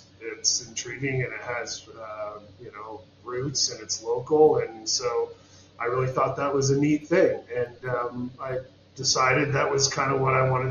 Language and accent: English; Portland, Oregon, United States; moved away as an adult; now in New Mexico, United States; growing up in Portland, Oregon, as a youngster